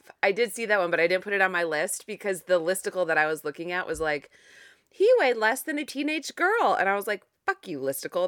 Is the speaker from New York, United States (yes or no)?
no; Ohio, United States; it's my home state and because I'm literally recording this in Ohio